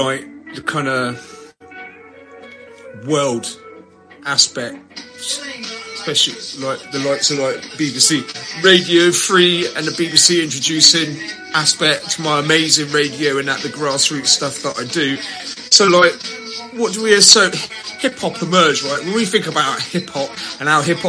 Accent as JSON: {"language": "English", "country": "United Kingdom", "said": "being British"}